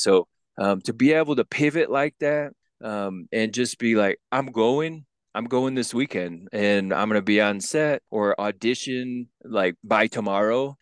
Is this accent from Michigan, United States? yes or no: yes; Grand Rapids, Michigan, United States; now in Denver, United States; Originally from a little place in Michigan, but I'm in the Mile High City, Denver, Colorado